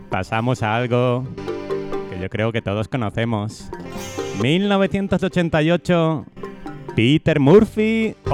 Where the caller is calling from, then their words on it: Cartagena, Region of Murcia, Spain; de Cartagena.